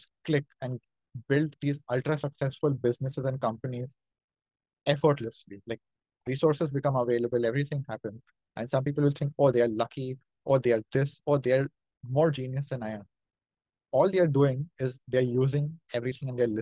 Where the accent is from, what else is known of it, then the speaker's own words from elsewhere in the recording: India; accent: Indian; my Indian accent